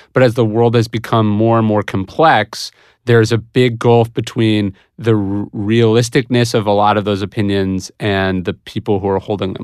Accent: Placer County, California, United States; I grew up in Placer County, which is one of the most conservative districts in California

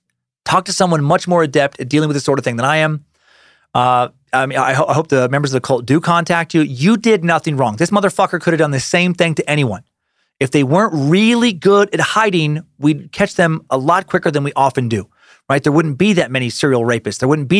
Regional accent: St. Louis, Missouri, United States; I mentioned I'm from St. Louis, and if you don't already know, we're one of the most racially divided cities in the country.

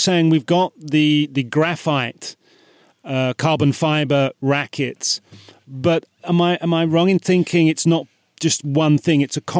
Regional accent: United Kingdom; I'm British

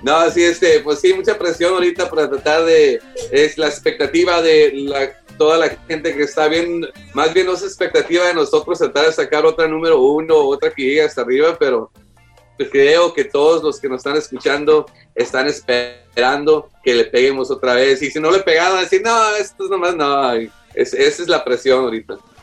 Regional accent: Houston, Texas, United States; somos de Houston

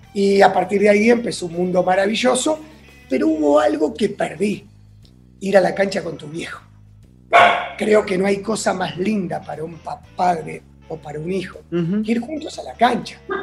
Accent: Buenos Aires, Argentina; a los nueve años nos mudamos a Núñez.

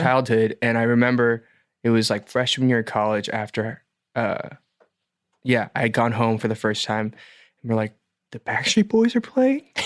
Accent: Atlanta, Georgia, United States; moved away as an adult; also born or lived in Boston / Los Angeles; now in South Korea; born and raised in Atlanta

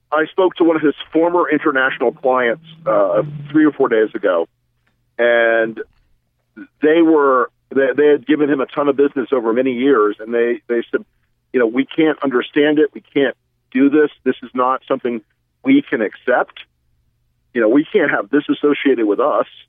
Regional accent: the South, United States; I'm from the South

